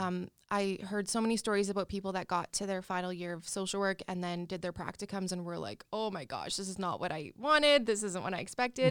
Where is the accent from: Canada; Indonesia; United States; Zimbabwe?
Canada; Regina, Saskatchewan; also born or lived in Calgary; I'm born and raised in Regina